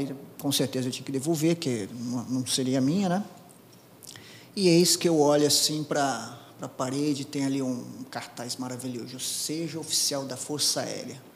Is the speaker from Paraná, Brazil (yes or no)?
yes; Apucarana, Paraná, Brazil; moved away; Eu, eu nasci no interior do Paraná, na cidade de Apucarana, eu era, era do sítio, da roça